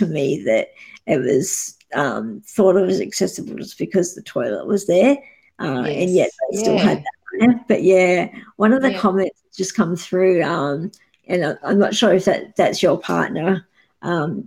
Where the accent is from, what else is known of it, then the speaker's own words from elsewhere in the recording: Geelong, Victoria, Australia; I'm from Geelong